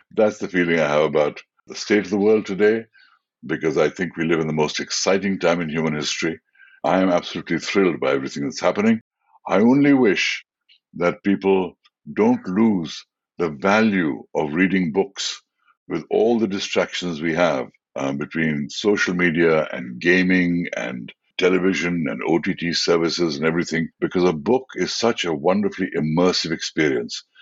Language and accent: English; India; I was the first Indian actor